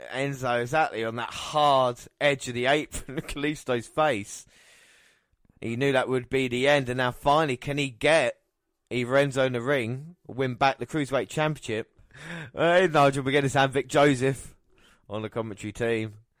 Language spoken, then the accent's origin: English; England, United Kingdom; as an Englishman